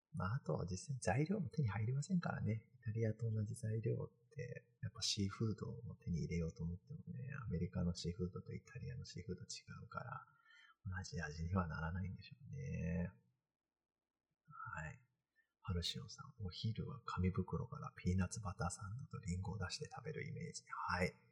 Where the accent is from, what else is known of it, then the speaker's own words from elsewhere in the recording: Kanagawa, Japan; moved away as an adult; now in Massachusetts, United States; 僕神奈川出身